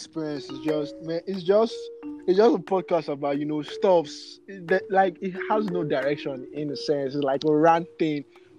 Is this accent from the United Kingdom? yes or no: no; Nigeria